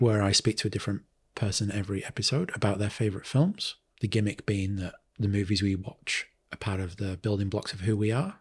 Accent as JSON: {"language": "English", "town": "Manchester", "region": "North West England", "country": "United Kingdom", "moved": "as an adult", "lives_now": "New Zealand", "said": "Manchester in the U K"}